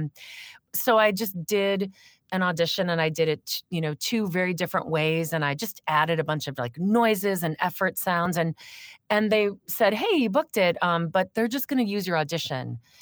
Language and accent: English; Crystal Lake, Illinois, United States; moved away as an adult; also born or lived in New York City; I grew up in Crystal Lake